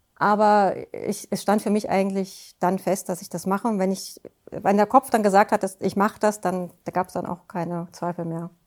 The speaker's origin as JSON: {"language": "German", "town": "Offenbach am Main", "region": "Hesse", "country": "Germany", "said": "Ich komme aus Offenbach."}